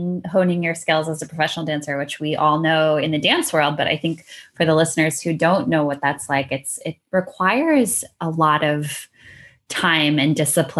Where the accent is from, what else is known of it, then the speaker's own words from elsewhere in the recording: United States; as an American who's traveled in Europe